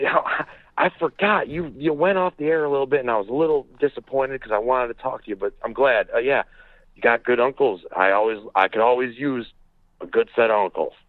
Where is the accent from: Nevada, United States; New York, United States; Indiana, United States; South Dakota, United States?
Indiana, United States; Crown Point; I'm from Crown Point, Indiana.